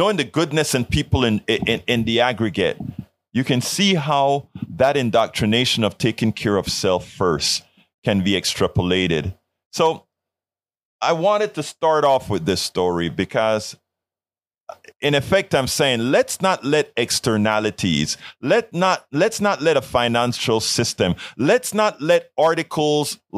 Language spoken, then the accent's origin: English; Colón, Panama; now in United States; In Panama, in Colón, where I'm from